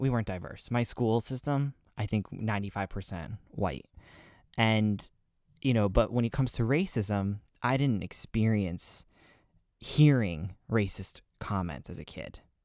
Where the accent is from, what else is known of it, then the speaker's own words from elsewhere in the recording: New England, United States; I'm from New England